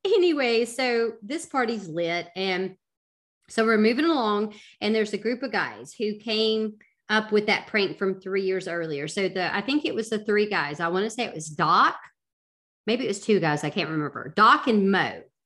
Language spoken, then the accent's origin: English; the South, United States; I'm from the South